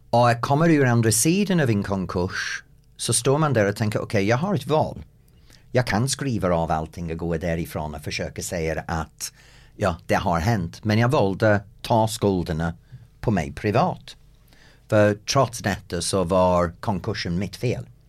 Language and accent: Swedish; England, United Kingdom; Swedish is a second language; moved away as an adult; also born or lived in United States; now in Sweden; som engelsman och bott i USA